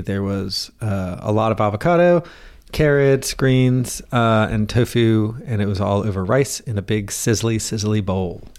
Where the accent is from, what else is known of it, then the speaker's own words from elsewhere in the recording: Southern, United States; accent: Southern; my Southern accent